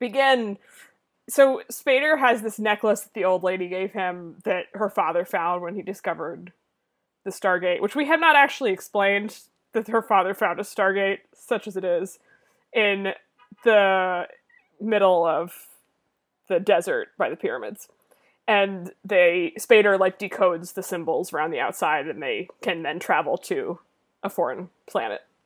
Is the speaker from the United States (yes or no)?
yes; near Boston, Massachusetts, United States; I grew up near Boston